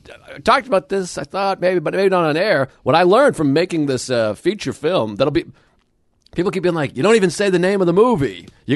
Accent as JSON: {"language": "English", "country": "United Kingdom", "said": "I'm British."}